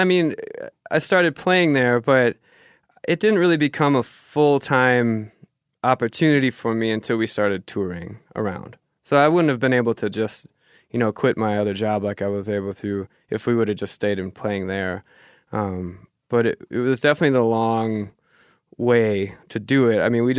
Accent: Germany; born there; that's why I was born in Germany, right? Because he was stationed there for a bit.

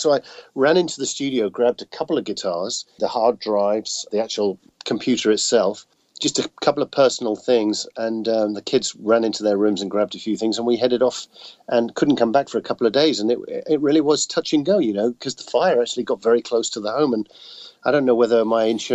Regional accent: United Kingdom; now in Austin, United States; I'm definitely the Brit in Austin

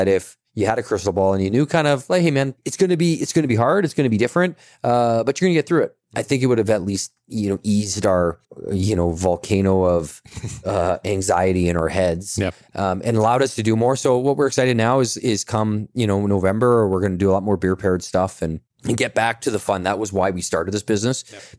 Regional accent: Kelowna, British Columbia, Canada; I'm born and raised in Kelowna

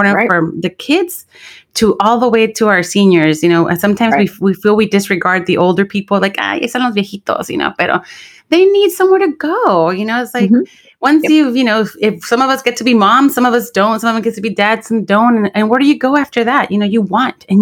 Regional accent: Los Angeles, California, United States; also born or lived in Santa Barbara; I grew up in Watts. I was born in East LA. Bought a house for the family. We moved to Watts in the early 80s

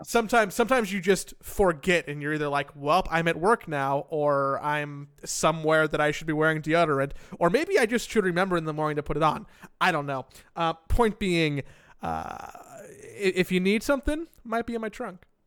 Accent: Los Angeles, California, United States; moved away; also born or lived in Florida; growing up in Los Angeles

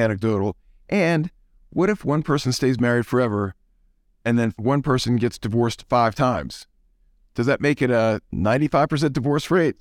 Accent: New Orleans, Louisiana, United States; now in Atlanta, United States; I grew up in New Orleans, and I'm a Saints fan.

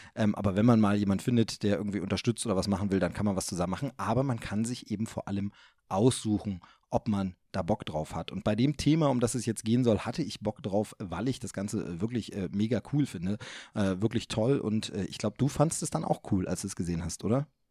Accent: East Germany, Germany; wir sind Ossi-Kinder

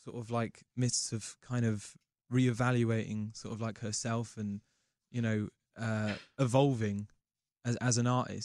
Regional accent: England, United Kingdom; as an Englishman

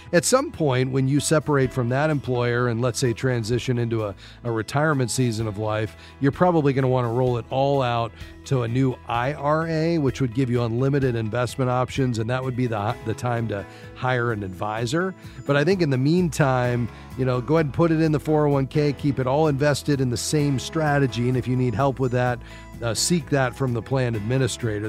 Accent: Fort Lauderdale, Florida, United States; Fort Lauderdale, my hometown.

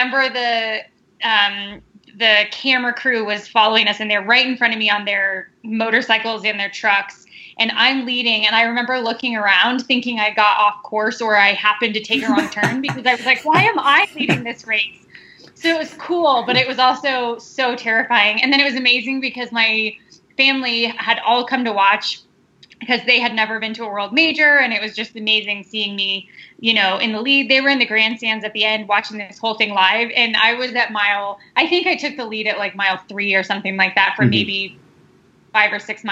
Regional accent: Denver, Colorado, United States; I am from Denver, Colorado, born and raised

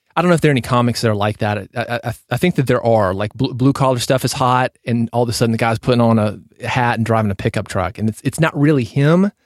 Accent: Nashville, Tennessee, United States; I was growing up in Nashville

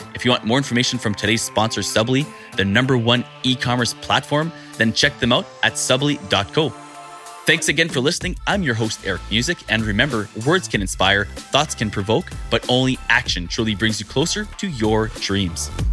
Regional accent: Canada; as a Canadian

